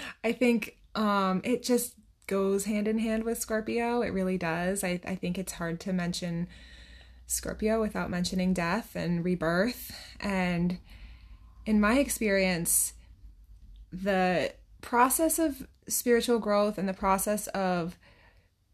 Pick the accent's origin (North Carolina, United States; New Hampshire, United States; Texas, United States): New Hampshire, United States; And I'm from New Hampshire